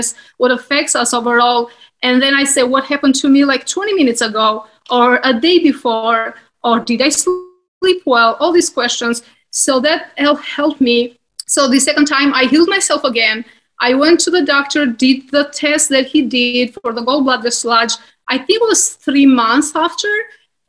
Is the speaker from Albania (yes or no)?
yes; Albania; moved away; I grew up in Albania, and we have Mediterranean healthy diet